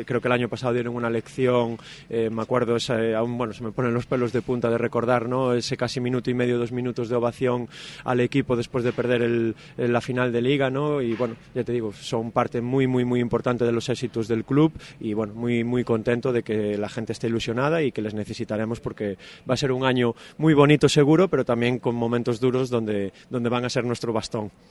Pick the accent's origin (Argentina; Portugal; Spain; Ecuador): Spain; Santiago de Compostela, Galicia; now in Salamanca, Spain; Santiago de Compostela, de donde yo soy